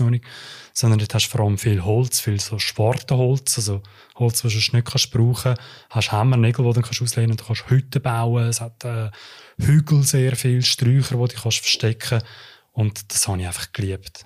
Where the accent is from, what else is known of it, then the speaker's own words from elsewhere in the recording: Uster, Zurich, Switzerland; ich bin ja in Oster aufgewachsen